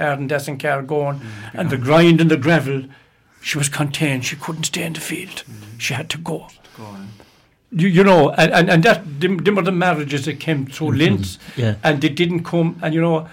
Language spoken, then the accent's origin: English; Fenor, Ireland; also born or lived in Doora; them lovely traditions, I grew up with those in Fenor